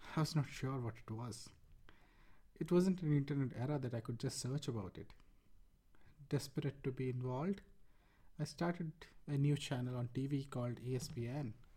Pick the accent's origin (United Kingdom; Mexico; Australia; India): India; Rourkela, Odisha; I was born in Rourkela, India, and grew up in a cricket loving family.